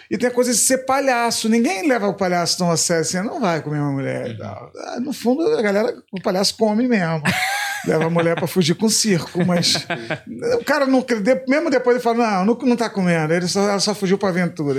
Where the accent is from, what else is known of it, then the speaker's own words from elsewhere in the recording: Macaé, Rio de Janeiro, Brazil; also born or lived in Niterói; Eu fui criado em Macaé. Criado em Niterói, depois pra Macaé, eu me considero mais macaense até do que niteroense